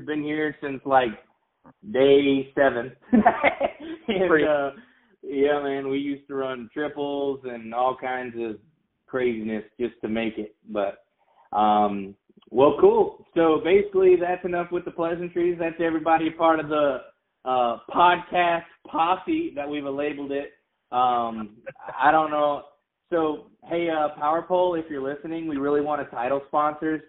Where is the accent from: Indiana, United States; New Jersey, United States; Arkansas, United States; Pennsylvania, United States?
Arkansas, United States; now in Tampa Bay, United States; I'm originally from Arkansas